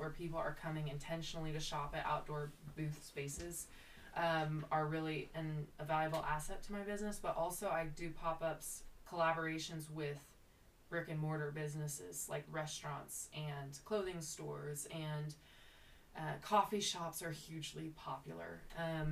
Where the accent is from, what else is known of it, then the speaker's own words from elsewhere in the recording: Potwin, Kansas, United States; I grew up in Potwin